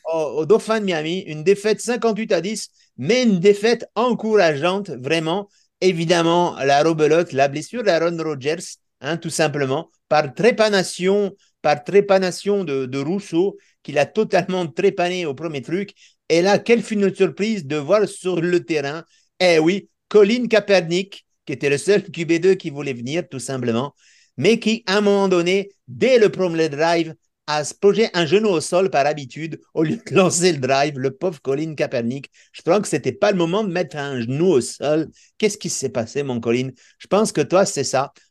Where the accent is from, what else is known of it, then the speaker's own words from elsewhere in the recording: France; chez nous en France